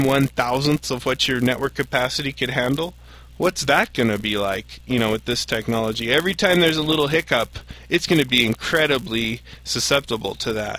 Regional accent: Missouri, United States; I am from Missouri. Initially.

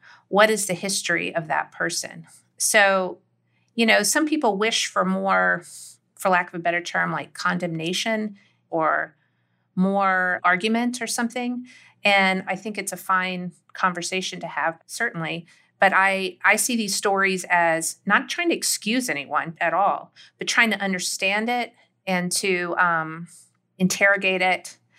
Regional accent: the South, United States; Like, I just know deep in my bones as a Southerner that, you know, having grown up that way, that I think that a lot of people who didn't grow up that way maybe don't quite understand how literal, how fully formed these worlds are to people.

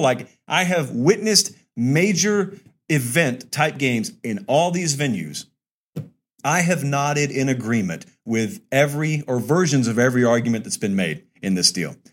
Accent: Columbus, Georgia, United States; I'm from Columbus. I'm like bordering Lee County

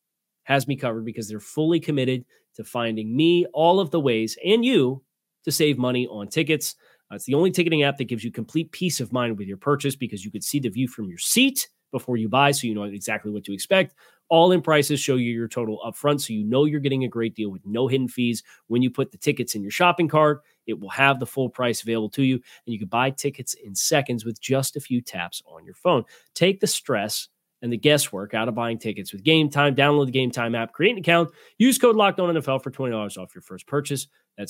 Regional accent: Mid-Atlantic, United States; So I'm personally from the Mid-Atlantic

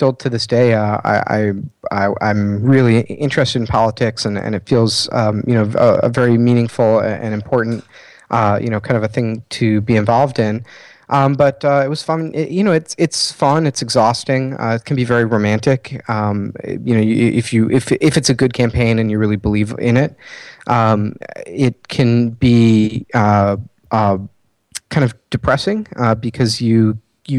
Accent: Chicago, Illinois, United States; I'm a designer from Chicago, Illinois

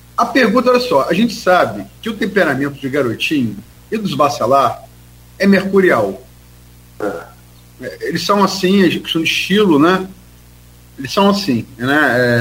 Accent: Campos dos Goytacazes, Rio de Janeiro, Brazil; also born or lived in Niterói; nasci em Niterói, mas fui criado desde uma unidade aqui em Campos

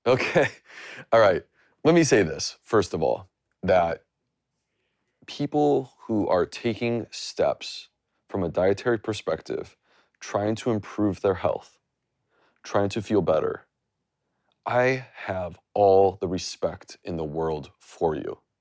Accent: United States; I grew up, like, ninety minutes from the border

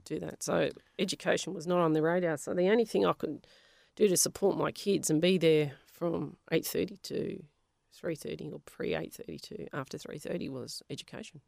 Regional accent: Melbourne, Victoria, Australia; first language Polish; English is a second language; moved away; also born or lived in Western Australia; we were from Avondale Heights there was a lot of Italians

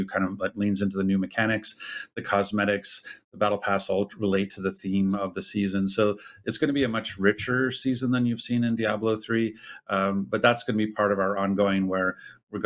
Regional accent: Ottawa, Ontario, Canada; I'm Canadian, I'm from Eastern Canada. Like I was born and raised in Ottawa, Ontario

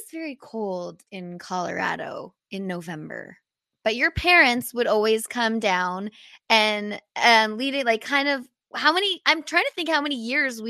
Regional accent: Canada; being a Canadian athlete

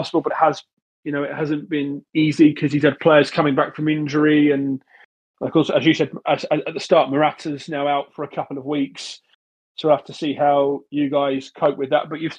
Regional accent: England, United Kingdom; growing up in England, it's a culture that you go to away games

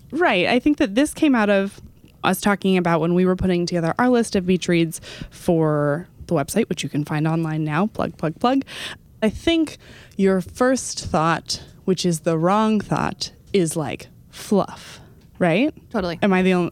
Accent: Dallas, Texas, United States; born or raised there; moved away

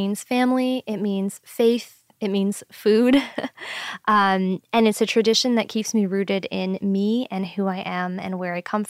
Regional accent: New York City, New York, United States; now in Washington, D.C., United States; I was born and raised in New York City, but my family is South Asian. My mom is from India and my dad is from Pakistan.

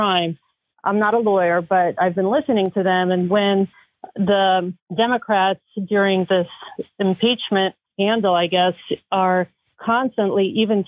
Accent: Ukraine; also born or lived in Soviet Union; now in United States; I came here as a Jewish refugee from Ukraine, and I have been here for 40 years.

